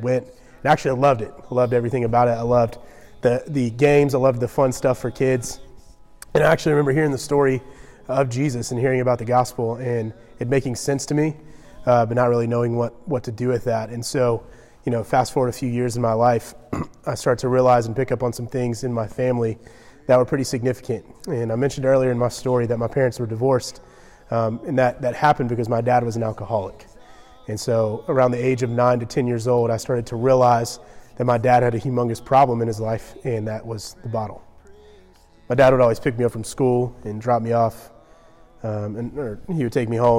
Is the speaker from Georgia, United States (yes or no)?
yes; Georgia, United States; I grew up in Georgia, only child.